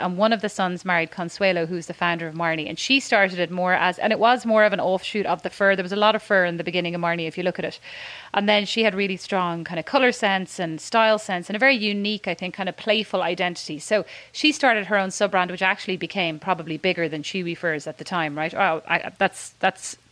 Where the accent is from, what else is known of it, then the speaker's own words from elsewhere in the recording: Ireland; moved away; also born or lived in Dallas, Texas; As an Irish person